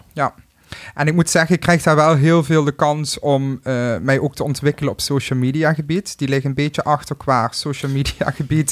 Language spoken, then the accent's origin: Dutch; Limburg, Netherlands; accent: Limburg; mijn accent